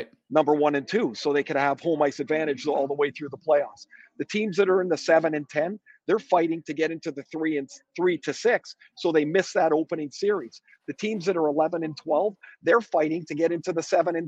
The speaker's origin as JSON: {"language": "English", "country": "Canada", "said": "I'm a Canadian."}